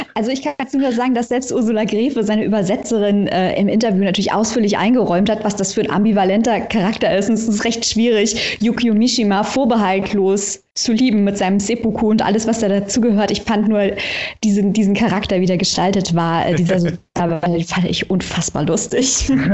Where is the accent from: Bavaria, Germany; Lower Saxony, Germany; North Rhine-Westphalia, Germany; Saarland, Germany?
Saarland, Germany; accent: Saarland dialect; der hier bei uns in Saarbrücken unterscheidet sich ja marginal von dem, den ihr drüben in Lautern sprecht